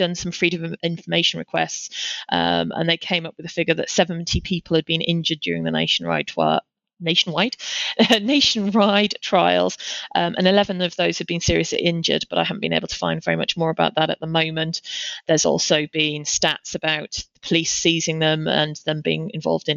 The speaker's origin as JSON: {"language": "English", "area": "Tees Valley", "region": "North East England", "country": "United Kingdom", "tie": "born or raised there", "said": "my hometown, in the Tees Valley."}